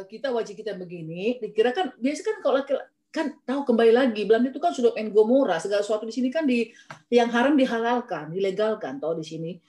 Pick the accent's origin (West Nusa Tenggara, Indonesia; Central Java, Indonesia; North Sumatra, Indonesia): North Sumatra, Indonesia; Kita orang Sumatera lah, Sumatera atau Jawa.